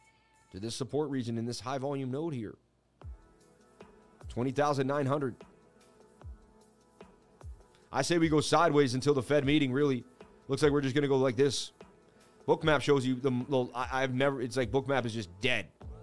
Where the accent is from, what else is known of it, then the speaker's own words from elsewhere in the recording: Scotland, United Kingdom; I'm from Scotland, and that replica reminds me the English are coming.